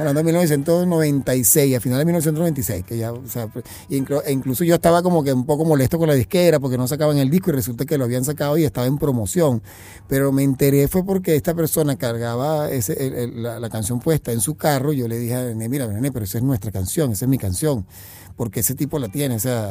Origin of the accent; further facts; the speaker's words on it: Caracas, Capital District, Venezuela; nací en Caracas